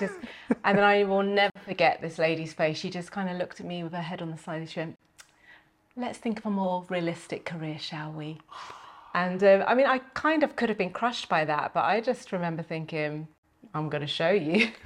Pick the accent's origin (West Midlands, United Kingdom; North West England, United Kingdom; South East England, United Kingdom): South East England, United Kingdom; Milton Keynes; we, we grew up in Milton Keynes